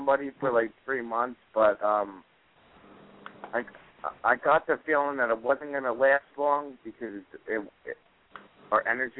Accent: New Jersey, United States; I'm from New Jersey.

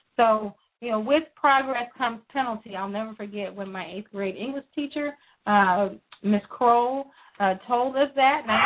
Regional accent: Texas, United States; also born or lived in Louisiana; I was not born in Texas, but I was raised in Texas, and so I will continue to call it our state.

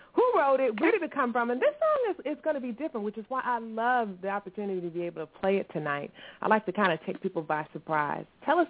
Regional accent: Virginia, United States; Because I was born and heard in Virginia. Virginia, repping.

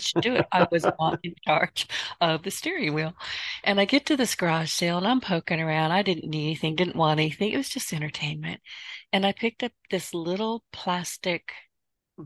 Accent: the South, United States; I'm from the South.

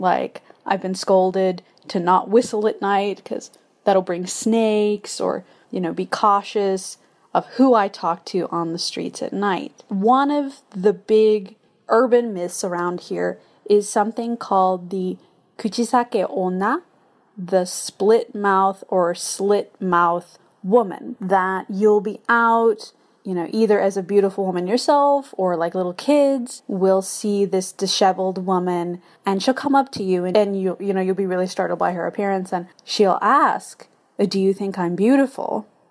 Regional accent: United States; moved away as an adult; now in Japan; I am an American living in Japan since twenty eleven

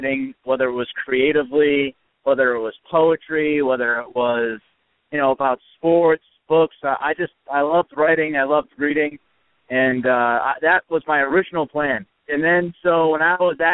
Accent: Northeast, United States; I grew up in the Northeast

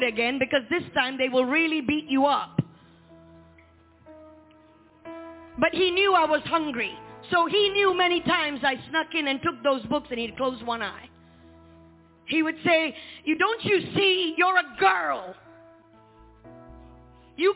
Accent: Malaysia; where I was born in Malaysia

